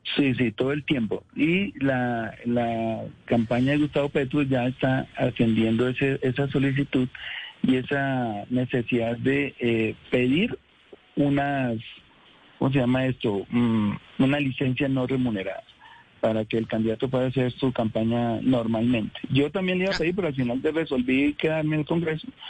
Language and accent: Spanish; Colombia; como colombiano, como ciudadano